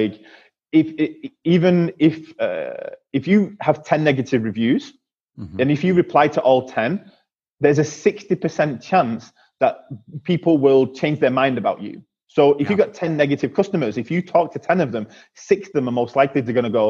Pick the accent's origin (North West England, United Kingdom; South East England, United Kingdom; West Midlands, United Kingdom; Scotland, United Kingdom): North West England, United Kingdom; Manchester; my hometown in Manchester in the UK